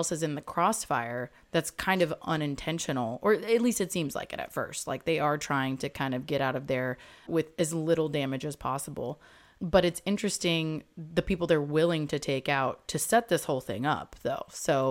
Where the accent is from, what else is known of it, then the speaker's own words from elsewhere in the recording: England, United Kingdom; born there; I was born in England, I'm allowed to say that.